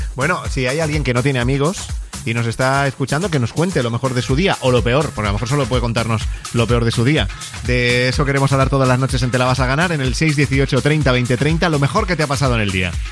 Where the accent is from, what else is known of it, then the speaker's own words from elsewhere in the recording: León, Castile and León, Spain; soy de León